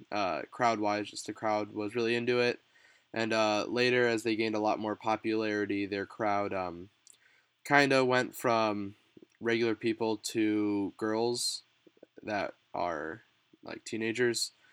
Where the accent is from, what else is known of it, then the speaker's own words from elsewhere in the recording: Chicago, Illinois, United States; I'm from the Chicagoland area